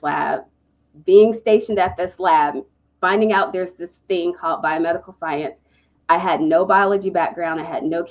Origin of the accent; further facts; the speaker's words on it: East Coast, United States; moved away as an adult; also born or lived in Texas; I'm from the East Coast.